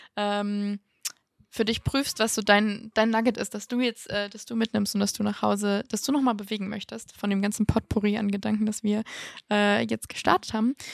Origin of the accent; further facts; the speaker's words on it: Mannheim, Baden-Württemberg, Germany; in Mannheim, wo ich herkomme